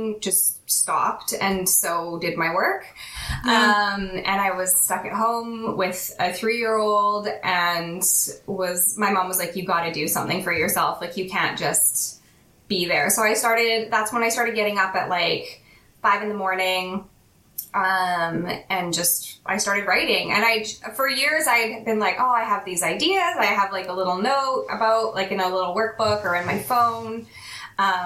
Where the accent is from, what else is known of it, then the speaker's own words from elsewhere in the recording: Calgary, Alberta, Canada; also born or lived in Western Canada; now in Vancouver, Canada; I'm Canadian. I actually was born in Calgary, which is like the main city that Chestnut Springs is set outside of, but I've lived all over Western Canada